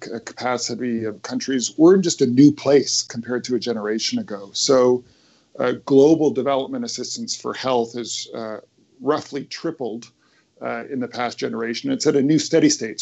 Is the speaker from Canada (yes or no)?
yes; Canada; in Canada, my home country